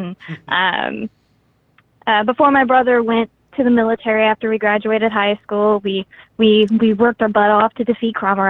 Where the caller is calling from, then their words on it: Shreveport, Louisiana, United States; Shreveport, Louisiana.